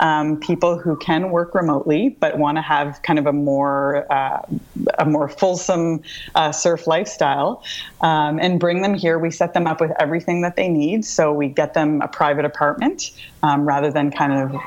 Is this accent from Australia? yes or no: no; Canada; We're from Canada